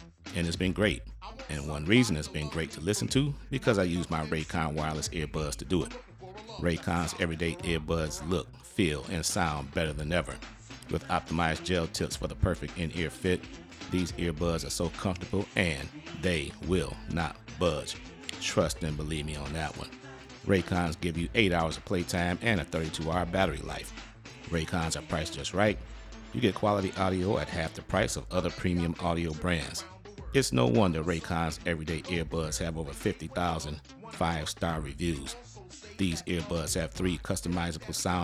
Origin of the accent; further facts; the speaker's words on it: Detroit, Michigan, United States; my hometown Pistons